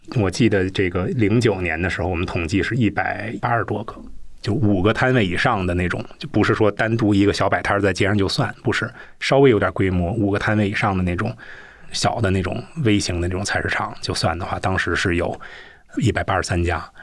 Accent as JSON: {"language": "Chinese", "region": "Beijing", "country": "China", "said": "作为一个北京人"}